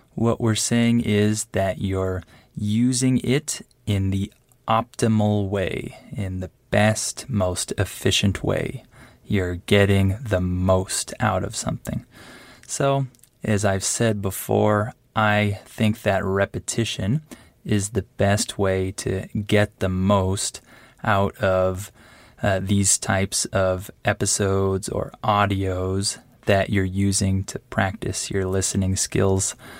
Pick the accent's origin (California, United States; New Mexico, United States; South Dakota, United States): California, United States; San Diego; moved away as an adult; now in Mexico; I grew up in Southern California and I spent most of my time in San Diego.